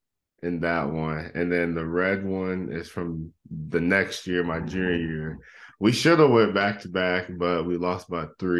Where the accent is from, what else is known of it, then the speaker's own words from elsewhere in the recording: Fort Wayne, Indiana, United States; moved away as an adult; now in Iowa, United States; I'm from Fort Wayne, Indiana, originally